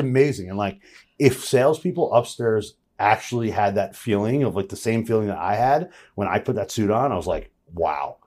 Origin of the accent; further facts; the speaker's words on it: Jersey Shore, New Jersey, United States; I'm from Jersey Shore